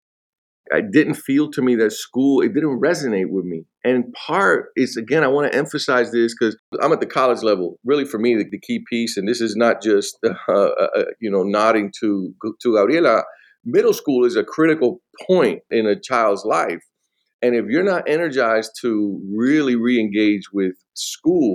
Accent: Miami, Florida, United States; also born or lived in Atlanta, Georgia; I was born in Atlanta, Georgia, but raised in Miami. I went to Miami when I was 3 years old

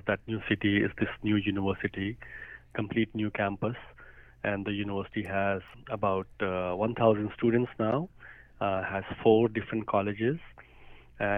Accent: India; moved away as an adult; now in Columbia, United States; I grew up in India. After my undergraduate, I came to America to study

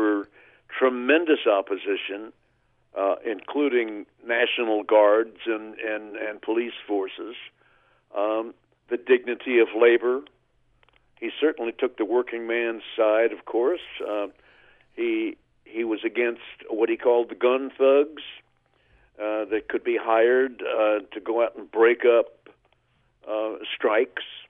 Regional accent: Oklahoma, United States; my hometown in Oklahoma

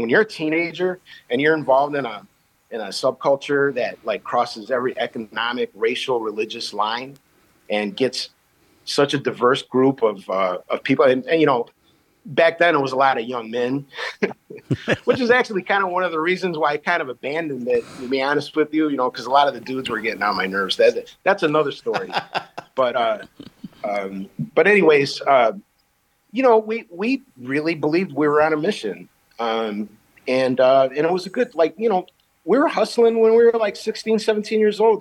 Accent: Chicago, Illinois, United States; I grew up in the back of the yards in Chicago. I'm from the South Side

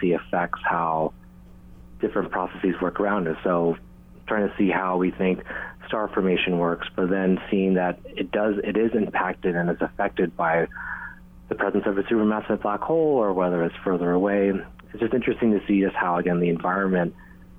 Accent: Hilo, Hawaii, United States; as I grew up in Hilo

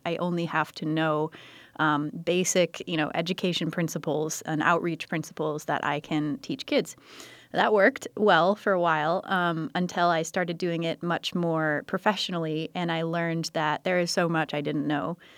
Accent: United States; I grew up on the San Croix River

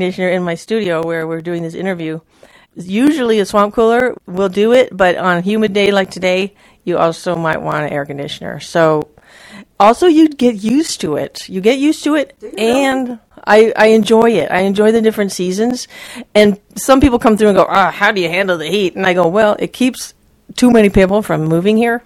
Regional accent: Maui, Hawaii, United States; now in Joshua Tree, United States; I grew up on Maui

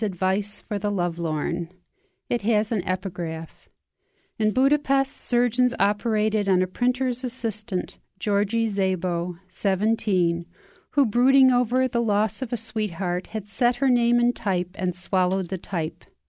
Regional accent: Xenia, Ohio, United States; I'm a poet from Xenia, Ohio

